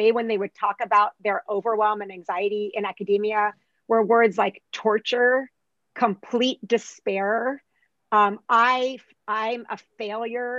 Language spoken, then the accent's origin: English; United States; also born or lived in Arab region / North Africa (ancestry); even though I'm from that part of the world, I was raised in the United States